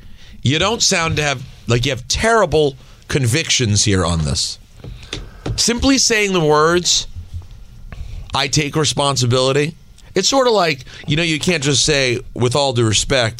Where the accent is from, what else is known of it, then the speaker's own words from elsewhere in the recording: New Jersey, United States; Are you kidding me? I'm from New Jersey.